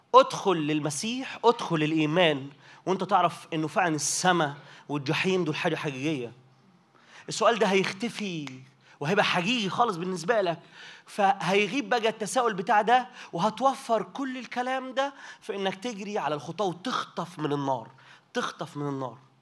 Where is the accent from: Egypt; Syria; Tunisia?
Egypt; Minya, Minya Governorate; انا متجاي من المنيا